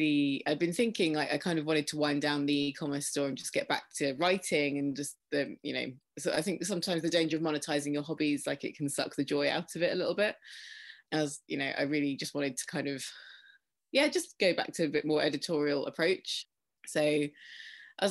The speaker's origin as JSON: {"language": "English", "town": "Faversham", "region": "South East England", "country": "United Kingdom", "tie": "born or raised there", "said": "my hometown, it's Faversham in Kent in the UK"}